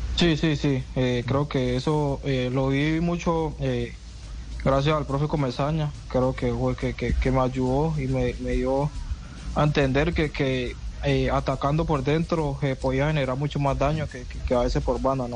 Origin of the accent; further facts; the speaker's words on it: Colombia; moved away as an adult; now in Portland, United States; acá en el equipo somos cinco colombianos